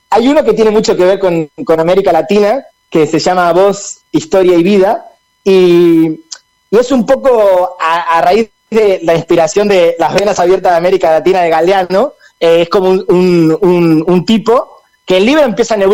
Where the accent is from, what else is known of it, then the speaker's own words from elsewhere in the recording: Argentina; como nosotros decimos en Argentina chao